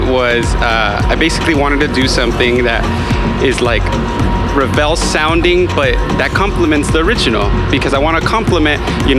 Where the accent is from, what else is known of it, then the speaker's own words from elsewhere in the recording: Fontana, California, United States; it's my hometown, and Fontana showed up.